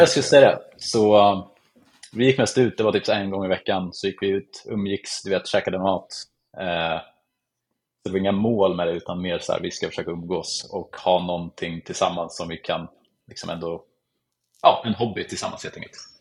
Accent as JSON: {"language": "Swedish", "town": "Eskilstuna", "region": "Södermanland", "country": "Sweden", "tie": "born or raised there", "said": "så jag bor och är uppväxt i Eskilstuna som ligger typ en timme utanför Stockholm"}